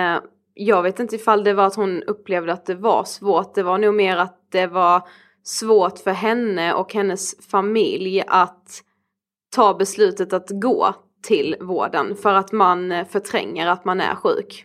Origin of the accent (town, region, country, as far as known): Karlshamn, Blekinge, Sweden; now in Stockholm, Sweden